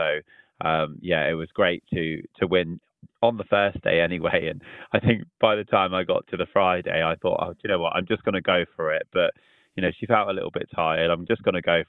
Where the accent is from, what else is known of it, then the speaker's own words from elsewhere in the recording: Southampton, South East England, United Kingdom; we're all from Southampton